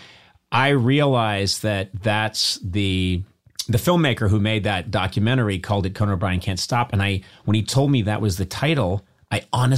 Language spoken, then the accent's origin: English; Boston area, New England, Massachusetts, United States; moved away; You and I grew up in New England